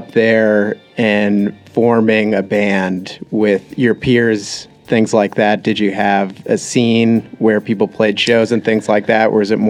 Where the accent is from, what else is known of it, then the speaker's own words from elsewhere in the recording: New Jersey, United States; I'm from New Jersey